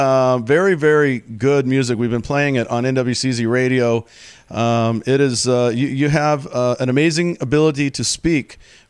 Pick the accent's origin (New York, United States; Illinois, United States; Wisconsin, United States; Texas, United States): Texas, United States; moved away; I grew up in Texas.